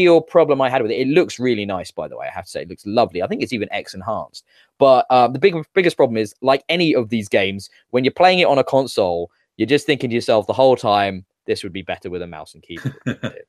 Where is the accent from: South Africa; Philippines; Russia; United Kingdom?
United Kingdom; what young man growing up in Britain isn't taught all about World War II at some point in school